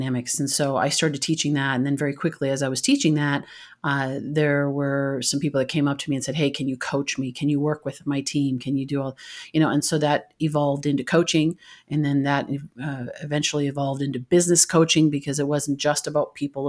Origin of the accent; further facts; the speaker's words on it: Canada; moved away; I'm originally from Canada